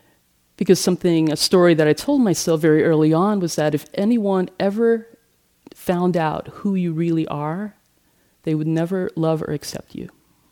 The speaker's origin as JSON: {"language": "English", "region": "Hawaii", "country": "United States", "tie": "born or raised there", "also_born_or_lived": "Manila, Philippines", "said": "So I was born on July 23rd, 1964 in Manila in the Philippines. I only lived there for 10 months because my father was enlisted in the U.S. Navy and he was stationed in Hawaii soon thereafter."}